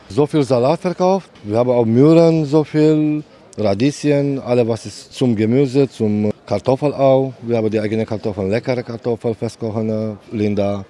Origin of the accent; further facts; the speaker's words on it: Romania; German is a second language; now in Hamburg, Germany; Ich komme aus Rumänien.